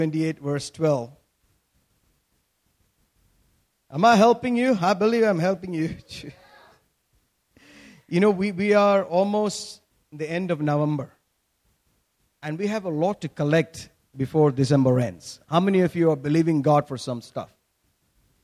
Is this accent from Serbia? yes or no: no; Kerala, India; When we grew up in Kerala, you know, during our young age